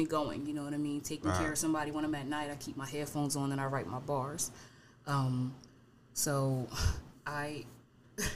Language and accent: English; Harrisburg, Pennsylvania, United States; even though I'm from uptown, I'm from Harrisburg